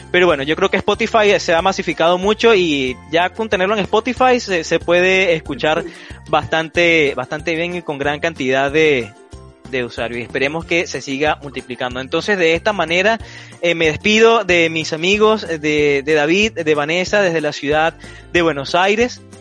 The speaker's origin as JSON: {"language": "Spanish", "country": "Venezuela", "moved": "yes", "said": "E, por esa razón, por ese motivo salimos de, de Venezuela, eh, a, salir adelante, a emprender, a buscar una, un mejor porvenir, una, una mejor vida para nosotros, para nuestras familias."}